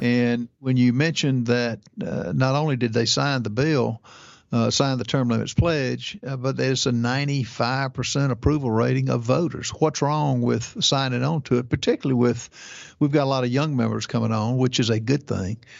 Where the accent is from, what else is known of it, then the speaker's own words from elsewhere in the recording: South Carolina, United States; I'm from South Carolina